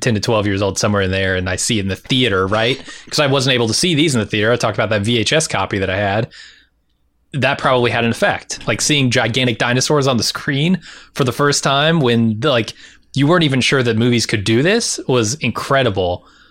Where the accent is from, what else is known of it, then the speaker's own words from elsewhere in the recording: San Diego, California, United States; moved away; also born or lived in rural Indiana; I didn't grow up in rural Indiana. I grew up in San Diego, but I came to rural Indiana eventually